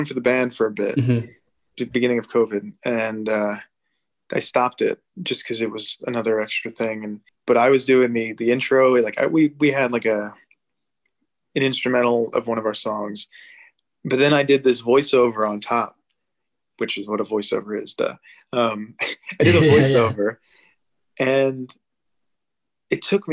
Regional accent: New Jersey, United States; now in Brooklyn, United States; I'm from New Jersey

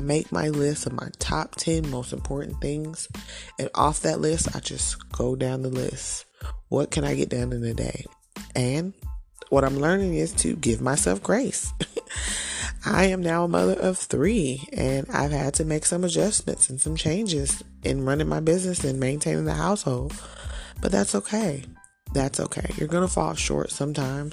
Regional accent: Fayetteville, North Carolina, United States; I am originally from Fayetteville, North Carolina, born and raised

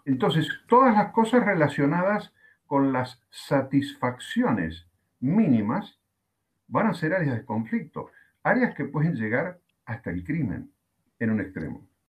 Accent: Argentina; aquí en mi país, en Argentina, llevamos 64, 65 días de cuarentena

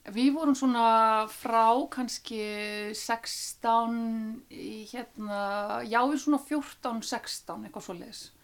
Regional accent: Iceland; þetta var dásanat þorp til þess að alast upp í

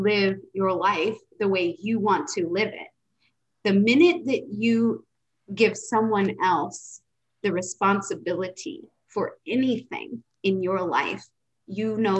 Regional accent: United States; also born or lived in West Coast / East Coast; I was raised in America with the standard American diet

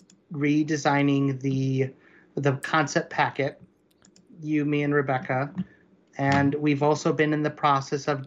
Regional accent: Oswego, United States; my hometown in Oswego

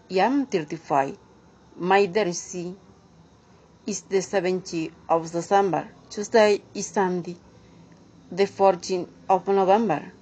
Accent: Córdoba, Argentina; English is a second language; I am from Argentina and I live province of Cordoba.

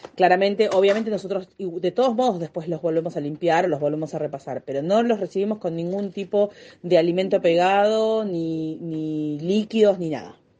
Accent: Del Viso, Buenos Aires, Argentina; yo soy de Delviso

